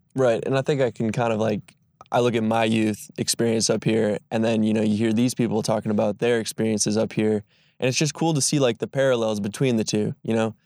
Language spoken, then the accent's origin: English; Sister Bay, Wisconsin, United States; also born or lived in Milwaukee; I'm a Door County native. Um, I wouldn't say born and raised, but I was raised definitely in Sister Bay